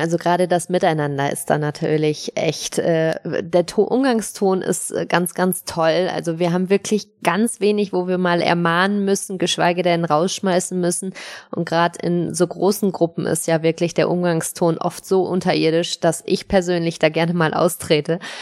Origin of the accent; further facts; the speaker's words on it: Cologne, North Rhine-Westphalia, Germany; moved away; in Köln unterwegs, in meiner alten Heimat